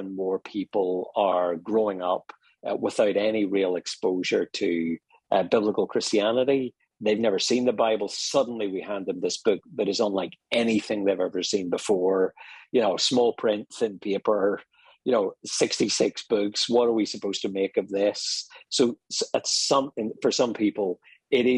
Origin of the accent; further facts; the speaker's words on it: Ireland; accent: Irish; moved away; also born or lived in Dublin, Ireland; I'm Irish, you may pick up from my accent.